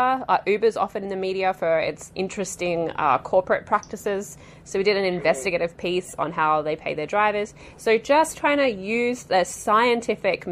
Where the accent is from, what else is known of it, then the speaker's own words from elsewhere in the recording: Australia; moved away as an adult; I'm Australian